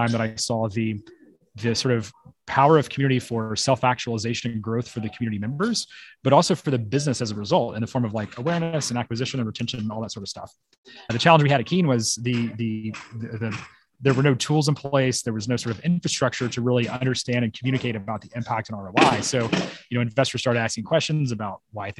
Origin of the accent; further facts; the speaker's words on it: Memphis, Tennessee, United States; moved away as an adult; now in San Francisco, United States; This is actually my hometown.